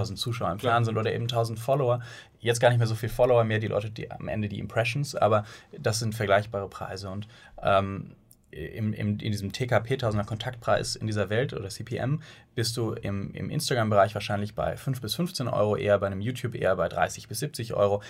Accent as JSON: {"language": "German", "town": "Bonn", "region": "North Rhine-Westphalia", "country": "Germany", "tie": "born or raised there", "moved": "as an adult", "lives_now": "Hamburg, Germany", "said": "Wir sind eigentlich geboren in Bonn und äh, sind dann mit der Zeit nach Hamburg gezogen, nach dem Studium"}